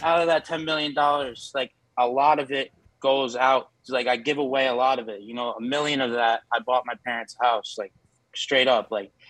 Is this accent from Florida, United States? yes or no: yes; Orlando, Florida, United States; I'm from Orlando.